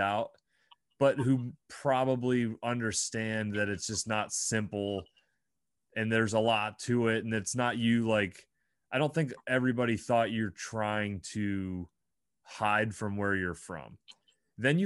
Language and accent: English; Bradford, Pennsylvania, United States; there's something strange and unique and different about where we grew up. And I'm proud in a weird kind of way that I grew up there